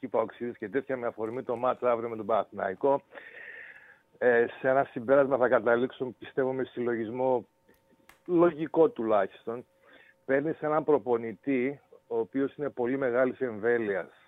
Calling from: Kalamaria, Central Macedonia, Greece; Είμαι από εδώ από τον Ναύαρχο Βότση, από την Καλαμαριά.

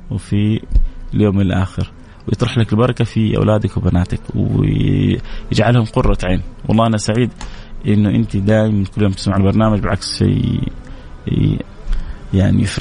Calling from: Jeddah, Makkah Province, Saudi Arabia; من جده

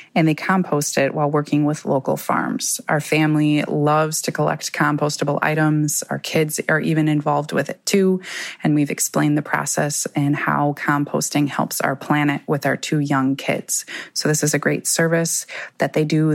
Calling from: Sheboygan, Wisconsin, United States; I'm calling from Sheboygan, Wisconsin

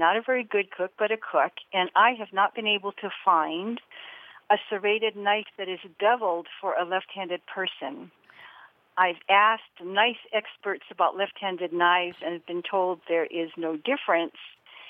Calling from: Washington, Utah, United States; I'm from Washington, Utah.

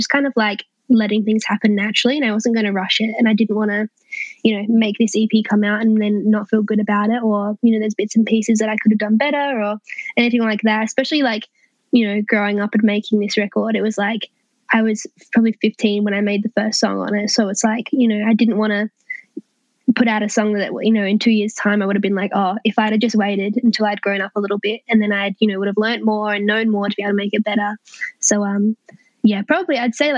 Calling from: Adelaide, South Australia, Australia; I am in my bedroom in my parents' house in Adelaide.

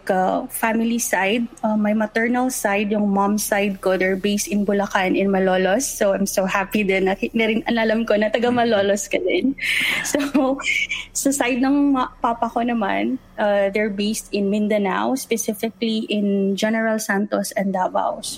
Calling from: Dubai, United Arab Emirates

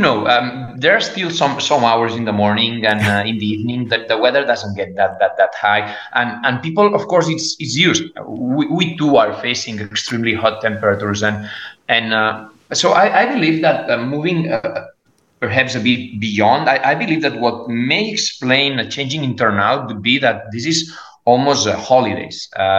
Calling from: Barcelona, Catalonia, Spain; I'm speaking from Barcelona, and Barcelona is and Catalonia particularly, and Valencia.

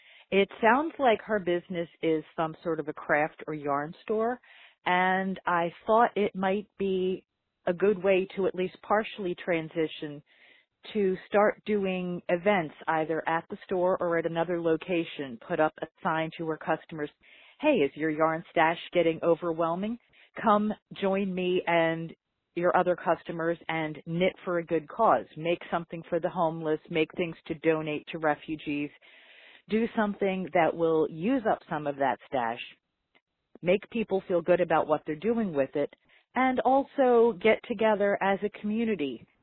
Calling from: Philadelphia, Pennsylvania, United States; I'm calling from Philadelphia.

